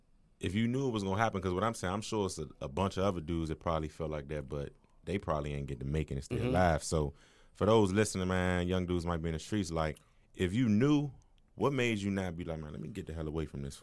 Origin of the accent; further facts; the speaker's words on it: Washington, District of Columbia, United States; moved away as an adult; now in Broward County, United States; I'm from D.C., born and raised, urban city